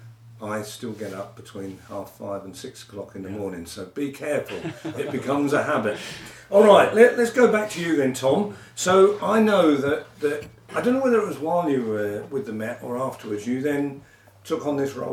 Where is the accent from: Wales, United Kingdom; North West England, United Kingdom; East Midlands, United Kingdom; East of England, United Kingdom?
East of England, United Kingdom; Newmarket; I was born in Newmarket and I spent my life shoeing racehorses and working on the stud farm